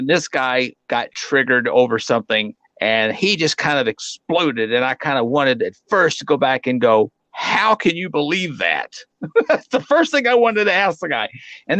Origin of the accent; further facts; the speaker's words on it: Arkansas, United States; And let me tell you, growing up in Arkansas, everything tastes better with gravy.